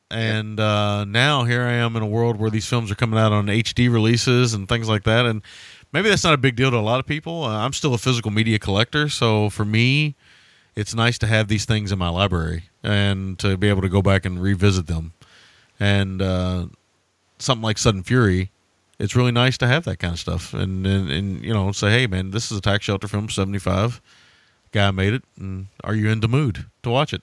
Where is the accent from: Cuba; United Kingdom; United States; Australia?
United States; rural Kentucky; in rural Kentucky, they don't exist anymore, but they did exist when I was a kid